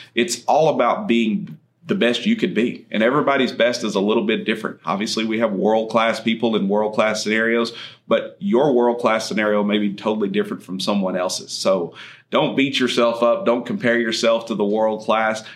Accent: Andrews, Texas, United States; was born and raised in Andrews, Texas, far west Texas, out in oil and gas country

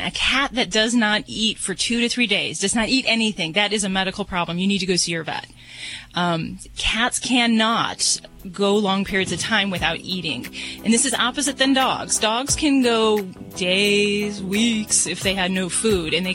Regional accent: Hoosier, Indiana, United States; I'm a fellow Hi. Hoosier, too

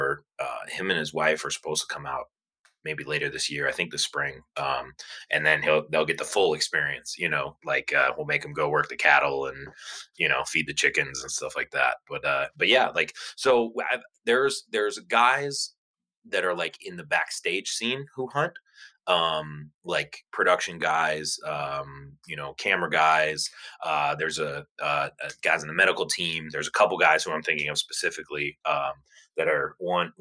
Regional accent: Cleveland, Ohio, United States; I was born and raised in Cleveland, Ohio

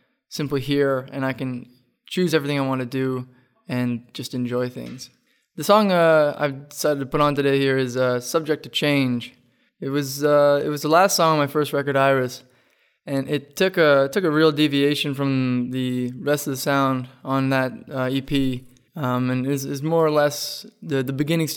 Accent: Walters Falls, Ontario, Canada; I'm from a small place. I'm from Walters Falls, Ontario

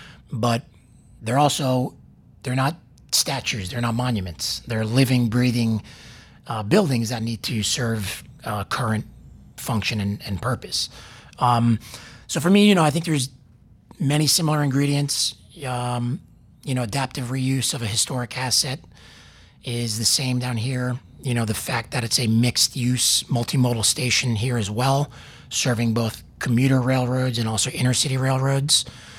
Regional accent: New York, United States; I'm from New York. I'm losing the accent a little bit trying to assimilate down here

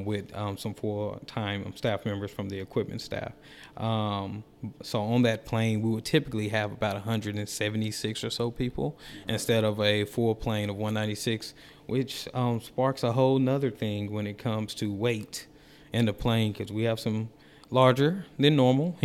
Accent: Dallas-Fort Worth area, Texas, United States; now in Gainesville, United States; I'm from the Dallas-Fort Worth area

